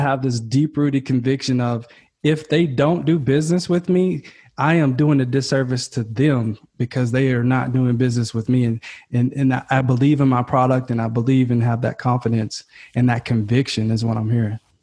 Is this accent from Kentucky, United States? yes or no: yes; Kentucky, United States; now in California, United States; I'm from Kentucky, man. So uh, and I'm living in California now, and I'm like this Kentucky kid